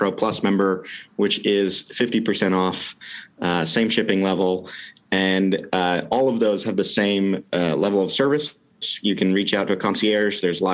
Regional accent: Wisconsin, United States; also born or lived in England; now in Portland, United States; We grew up in Wisconsin

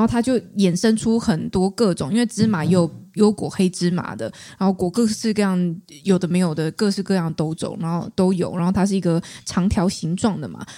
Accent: Taichung, Taiwan; 我是台中人，台中我们至少我，我熟识的领域，我们都讲红豆饼这样

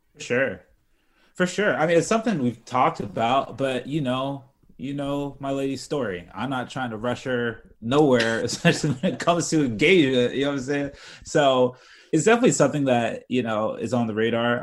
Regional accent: United States; I'm American.

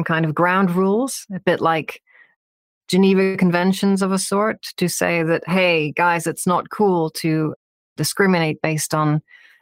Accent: Northern Ireland, United Kingdom; I grew up in Northern Ireland

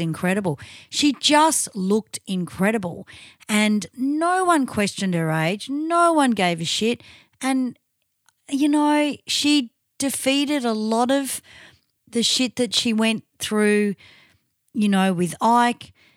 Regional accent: Victoria, Australia

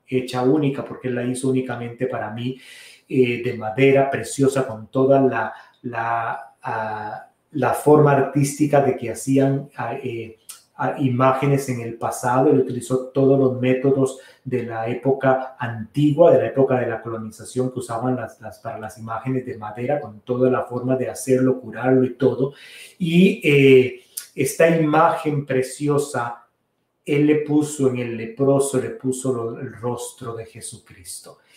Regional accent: Costa Rica; moved away; la parroquia de San Carlos Borromeo, de donde yo soy originario, allá en Costa Rica

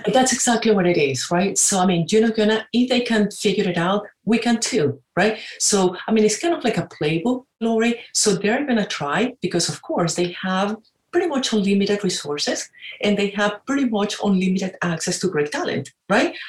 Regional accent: Caracas, Capital District, Venezuela; moved away as an adult; also born or lived in Pittsburgh; now in United States; I'm originally from Venezuela, uh, Caracas. And uh, I like to say I came to the United States for two years, 26 years ago.

